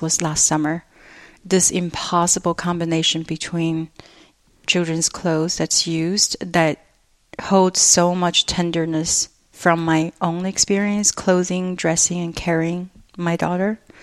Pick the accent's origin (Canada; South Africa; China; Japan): China; moved away; my cultural memory growing up in China